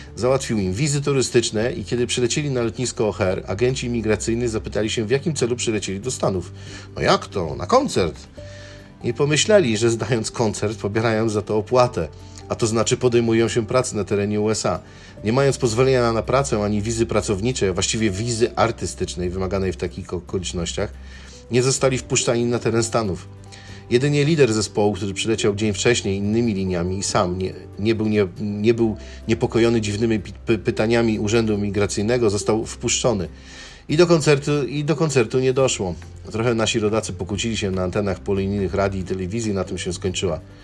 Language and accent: Polish; Poland; moved away as an adult; now in Chicago, United States; jestem z Polski